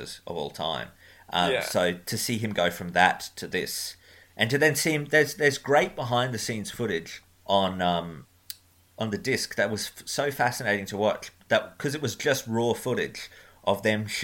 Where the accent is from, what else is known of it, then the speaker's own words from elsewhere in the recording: Australia; I am Australian